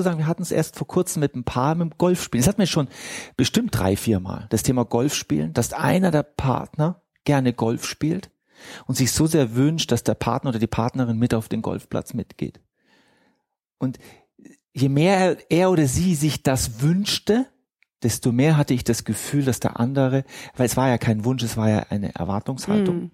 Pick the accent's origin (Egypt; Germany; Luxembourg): Egypt; moved away; ich bin Ägypter